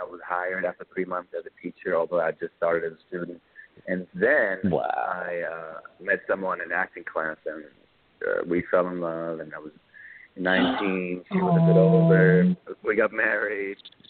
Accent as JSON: {"language": "English", "country": "Germany", "tie": "born or raised there", "also_born_or_lived": "Morocco", "moved": "as an adult", "lives_now": "New York, United States", "said": "I always consider myself more Moroccan than German, growing up in Germany"}